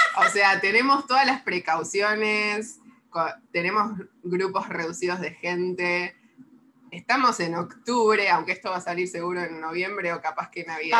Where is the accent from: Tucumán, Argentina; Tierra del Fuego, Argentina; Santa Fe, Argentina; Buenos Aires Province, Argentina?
Buenos Aires Province, Argentina; La Plata; yo soy de La Plata